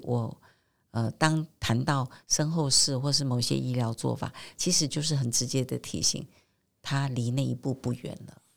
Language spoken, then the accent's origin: Chinese; Taiwan; 在我们台湾社会